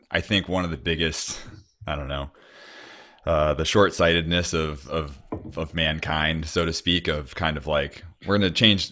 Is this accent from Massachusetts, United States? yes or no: yes; Cape Cod, Massachusetts, United States; moved away; I'm from Cape Cod originally in the Northeast